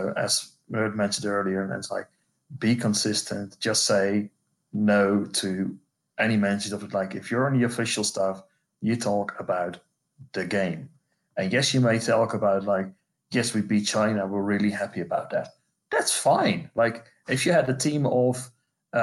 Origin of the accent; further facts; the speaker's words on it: Netherlands; I'm from the Netherlands